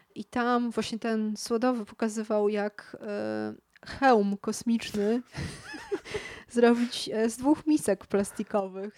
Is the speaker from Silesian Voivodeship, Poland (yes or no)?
no; Kraków, Lesser Poland, Poland; now in Warsaw, Poland; jestem z Krakowa